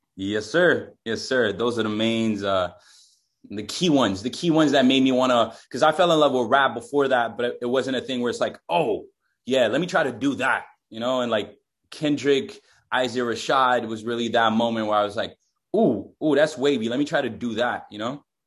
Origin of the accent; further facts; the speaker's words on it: Quebec, Canada; I'm from Quebec.